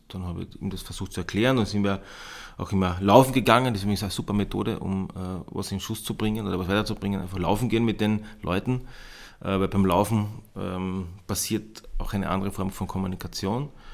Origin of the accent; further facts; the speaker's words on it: Bad Kleinkirchheim, Carinthia, Austria; moved away as an adult; also born or lived in Klagenfurt / Vienna; now in Moosburg, Austria; ich stamme ursprünglich aus den Bergen, aus Bad Kleinkirchheim